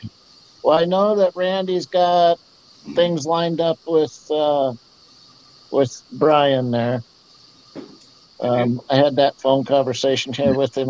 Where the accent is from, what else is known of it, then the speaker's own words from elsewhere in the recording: Baldwin, Wisconsin, United States; moved away; that's where I was born and raised. I was actually born and raised in Baldwin.